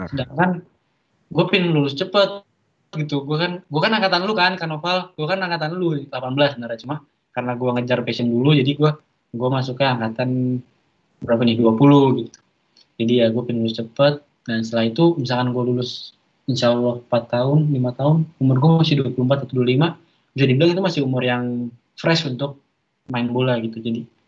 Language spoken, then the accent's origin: Indonesian; Jakarta, Indonesia; born there; mohon maaf pak saya lahirnya di Jakarta bukan di Kuala Lumpur